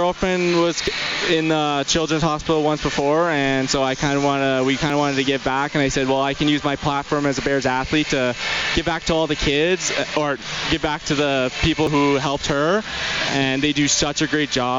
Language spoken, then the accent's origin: English; Fort Saskatchewan, Alberta, Canada; Fort Saskatchewan.